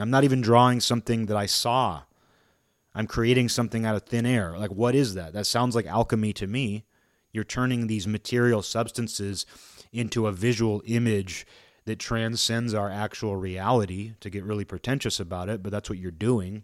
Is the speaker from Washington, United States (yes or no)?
yes; Seattle, Washington, United States; now in Olympia, United States; I live in Olympia. I'm from Seattle.